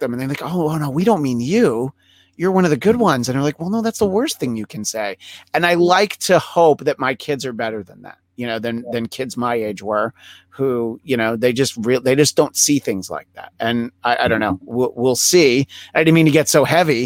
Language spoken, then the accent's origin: English; outside of New York City, United States; moved away as an adult; now in Los Angeles, United States; I grew up outside of New York City